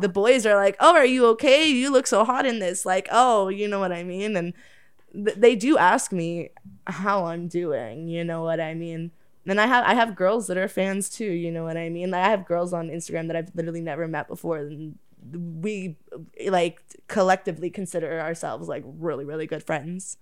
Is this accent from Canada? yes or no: yes; Oakville, Ontario, Canada; I'm from Oakville